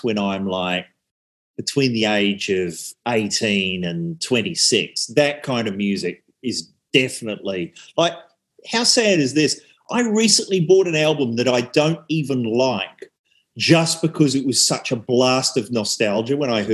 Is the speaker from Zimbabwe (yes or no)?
no; New Zealand; now in Australia; growing up in New Zealand